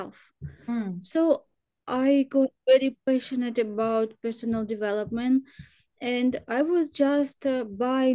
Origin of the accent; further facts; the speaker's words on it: Ukraine; Ukraine, I'm from Ukraine